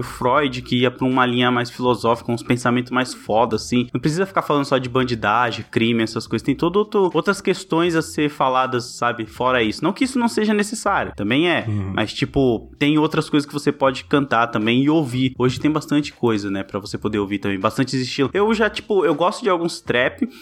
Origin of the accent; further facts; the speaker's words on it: São Paulo, Brazil; eu sou paulista mesmo, então tem muita gíria que é, ter, é local daqui